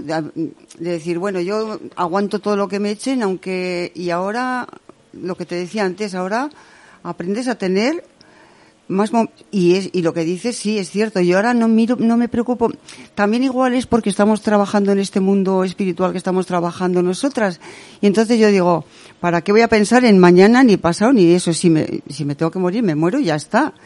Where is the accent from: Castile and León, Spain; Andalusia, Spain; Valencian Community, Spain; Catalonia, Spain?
Castile and León, Spain; Salamanca; mi pueblo, que yo vivo, yo nací en Salamanca